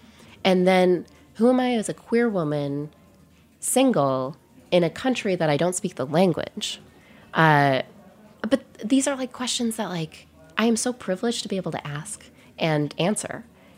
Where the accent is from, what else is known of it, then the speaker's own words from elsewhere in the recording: Wisconsin, United States; also born or lived in New York; now in Paris, France; When I moved from Wisconsin to New York, it was a very big shift in culture.